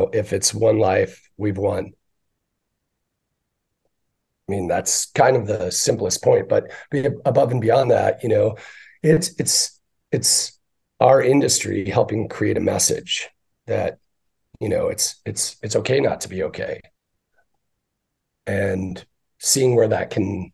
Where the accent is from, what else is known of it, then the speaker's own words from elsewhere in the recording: Northern Michigan, United States; now in Arizona, United States; I grew up in Northern Michigan in a Irish Catholic German community